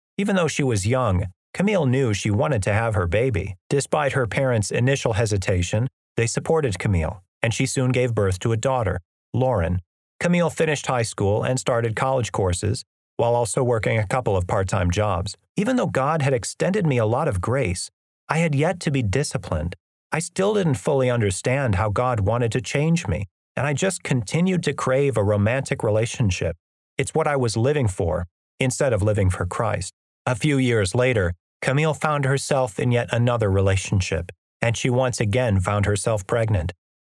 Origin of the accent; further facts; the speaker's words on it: Amarillo, Texas, United States; All the same stuff that I was wrestling with in my hometown of Amarillo was waiting for me in Dallas.